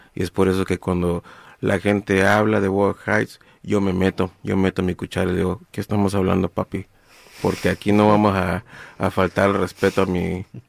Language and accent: Spanish; Guerrero, Mexico; now in Los Angeles, United States; yo, yo soy de Guerrero